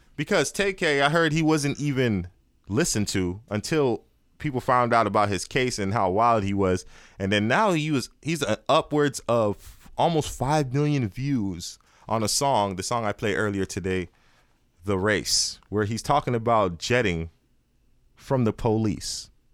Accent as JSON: {"language": "English", "town": "Miami", "region": "Florida", "country": "United States", "said": "I'm from Miami"}